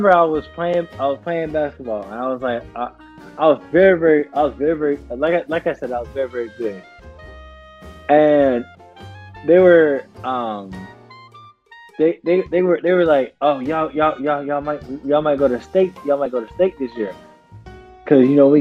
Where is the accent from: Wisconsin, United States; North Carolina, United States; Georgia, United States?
Georgia, United States; Southern; also born or lived in Wayne County, Georgia / Ware County, Georgia / Kentucky; now in New York, United States; I'm from Southern Georgia.